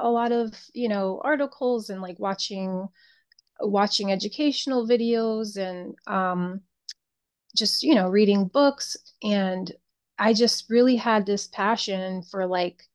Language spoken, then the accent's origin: English; Connecticut, United States; moved away as an adult; now in South Florida, United States; I grew up in Connecticut, born and raised. So I moved down here about maybe 21 years ago.